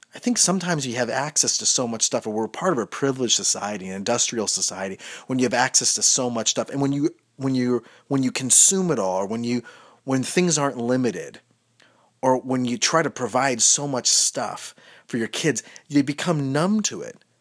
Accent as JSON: {"language": "English", "town": "Medina", "region": "Ohio", "country": "United States", "tie": "born or raised there", "said": "Route eighteen where I grew up in Medina, Ohio"}